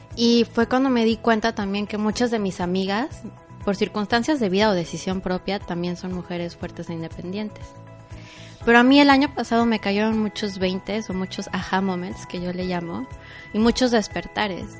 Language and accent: Spanish; Mexico City, Mexico; moved away as an adult; also born or lived in Cancún; now in Playa del Carmen, Mexico; soy originaria de la Ciudad de México y llegué un 5 de enero del 2013 a... De hecho, llegué a Cancún